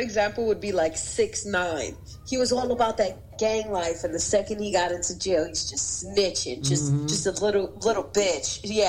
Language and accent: English; New York City, New York, United States; I'm from Brooklyn, New York.